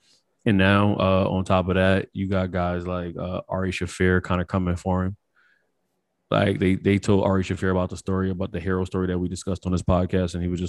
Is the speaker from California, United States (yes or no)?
yes; Stockton, California, United States; You still know I'm from Stockton, so we ain't even got to do that.